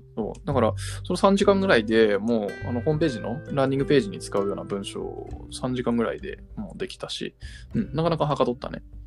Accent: Japan; born or raised there; also born or lived in United States

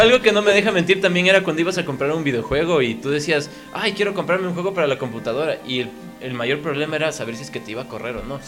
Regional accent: Quito, Pichincha, Ecuador; yo nací en Quito y vivimos acá

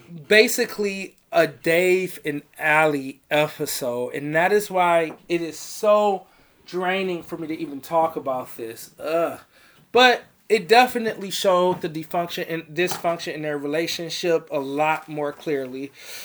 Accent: Chicago, Illinois, United States; born there; I was born in Southside Chicago with his shameless ass.

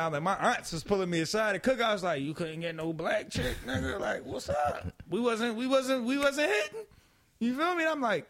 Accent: Philadelphia, Pennsylvania, United States; I'm a nigga from West Philly.

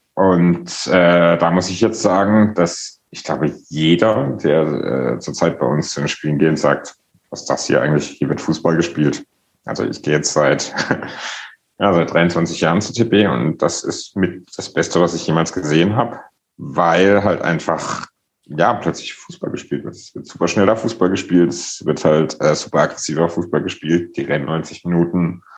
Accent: Karlsruhe, Baden-Württemberg, Germany; moved away as an adult; now in Berlin, Germany; ich bin in Karlsruhe aufgewachsen

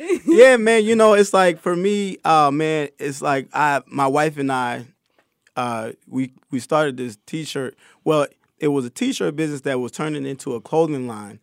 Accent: Connecticut, United States; I grew up in Connecticut

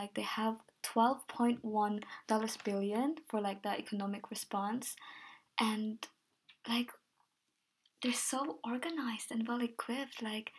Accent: Philippines; born there; I'm Filipino in a way, so originally I was born in Philippines

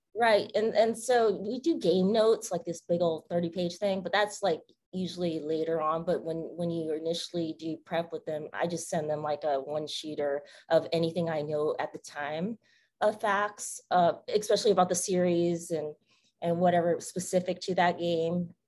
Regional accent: West Coast, United States; moved away; I'm from the West Coast

